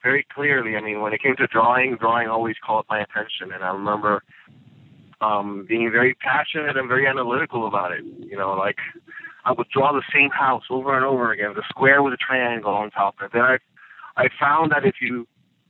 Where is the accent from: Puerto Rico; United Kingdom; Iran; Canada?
Puerto Rico; San Juan; moved away as an adult; also born or lived in Mayagüez, Puerto Rico; now in Atlanta, United States; Originally, I grew up in Puerto Rico. I was born in a town called Mayagüez